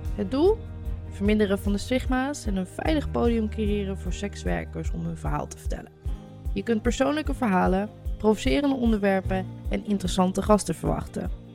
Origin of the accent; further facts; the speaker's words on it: Koekange, Drenthe, Netherlands; Maar ik ben een kleine boerentrien. Ik kom uit Koekangen.